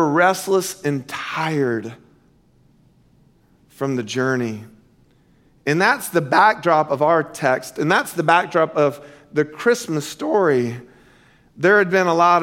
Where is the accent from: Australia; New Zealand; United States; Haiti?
United States; Central Florida; Growing up in Central Florida in the 70s and the 80s